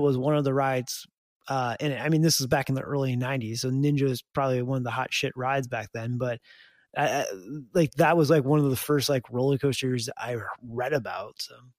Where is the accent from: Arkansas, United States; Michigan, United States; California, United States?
Michigan, United States; Detroit; I grew up in the Detroit area